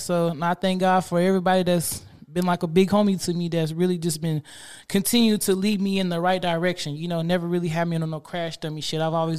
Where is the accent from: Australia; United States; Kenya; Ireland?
United States; Spencer, Oklahoma; I'm from Spencer, Oklahoma.